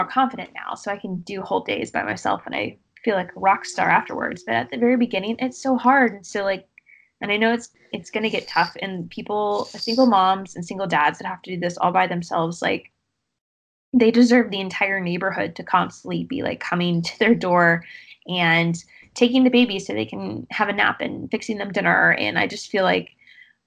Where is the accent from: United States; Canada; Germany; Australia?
United States; the South; I'm from the South